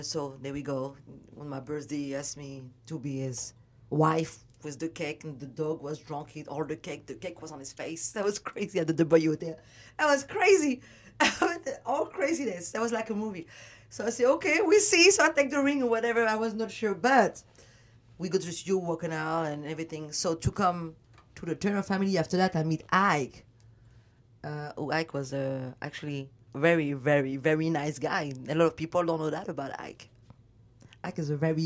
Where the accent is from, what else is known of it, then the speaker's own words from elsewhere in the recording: Paris, Île-de-France, France; accent: French; English is a second language; moved away as an adult; now in Los Angeles, United States; I did not speak no word of English because I'm from Paris.